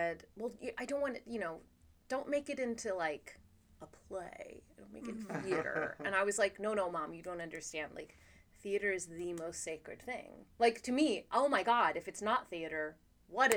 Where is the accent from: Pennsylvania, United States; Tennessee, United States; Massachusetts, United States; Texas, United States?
Texas, United States; Austin; moved away as an adult; also born or lived in New York; I'm from Austin, Texas.